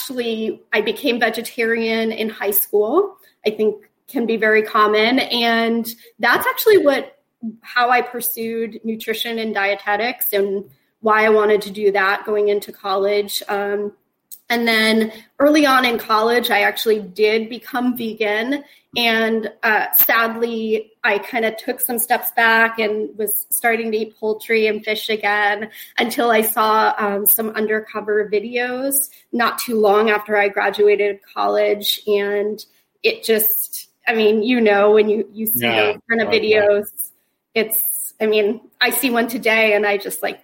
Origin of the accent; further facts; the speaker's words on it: Sarasota, Florida, United States; I grew up in Sarasota, and my husband Jody and I, we had lived there up until about 4 years ago.